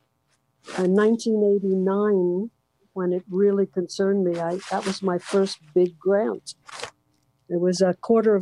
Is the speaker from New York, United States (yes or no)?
yes; New York City, New York, United States; moved away as an adult; now in West Coast, United States; growing up in Brooklyn and living in New York so many years